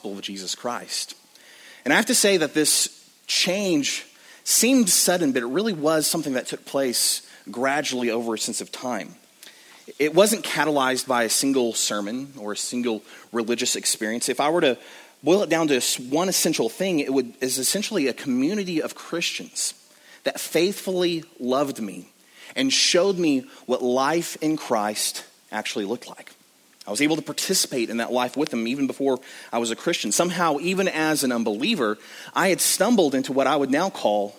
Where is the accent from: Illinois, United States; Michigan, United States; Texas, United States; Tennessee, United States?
Texas, United States; West; I grew up in the Bible Belt of West Texas